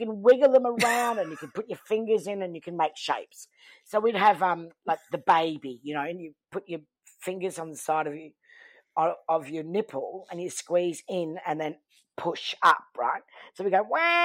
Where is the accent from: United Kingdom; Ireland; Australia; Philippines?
Australia; Townsville, Queensland; from Townsville